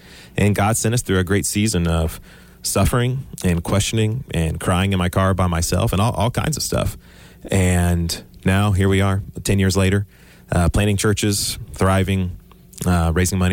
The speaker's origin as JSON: {"language": "English", "town": "Houston", "region": "Texas", "country": "United States", "tie": "born or raised there", "said": "I'm from Texas, born in Houston. I've never left the Houston area"}